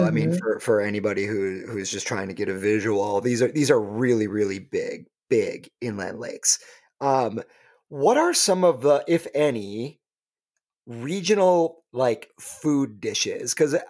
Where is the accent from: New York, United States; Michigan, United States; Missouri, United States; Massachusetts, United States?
Michigan, United States; So I grew up in Michigan